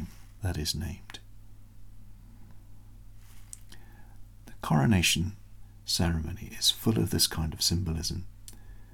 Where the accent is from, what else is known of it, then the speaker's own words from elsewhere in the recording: United Kingdom; as a Brit